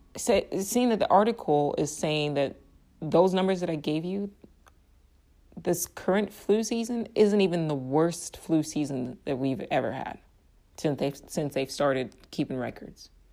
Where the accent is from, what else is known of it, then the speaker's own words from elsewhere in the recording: Nigeria; now in United States; I'm from Nigeria